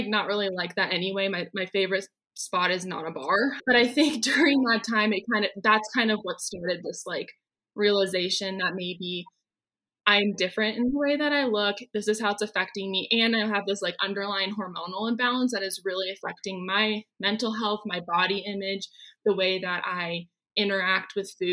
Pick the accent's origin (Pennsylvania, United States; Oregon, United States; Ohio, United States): Oregon, United States; moved away as an adult; now in Denver, United States; I'm originally from Oregon